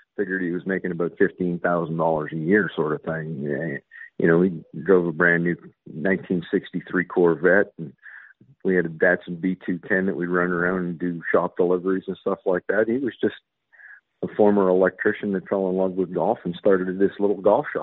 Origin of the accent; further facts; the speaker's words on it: Canada; moved away; I am Canadian